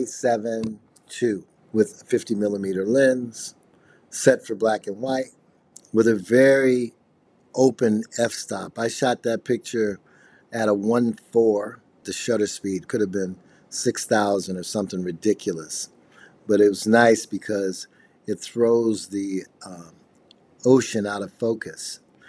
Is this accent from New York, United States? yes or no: no; Chicago, Illinois, United States; I'm from Chicago, and I'm a multimedia artist.